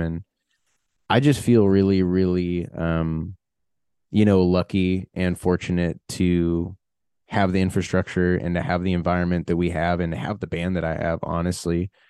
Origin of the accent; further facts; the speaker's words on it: United States; being American